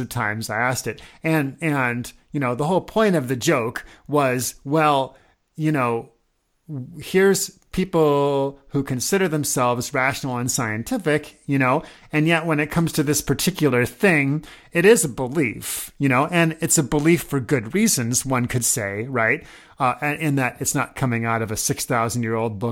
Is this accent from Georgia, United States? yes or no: no; Omaha, Nebraska, United States; I grew up in Omaha, Nebraska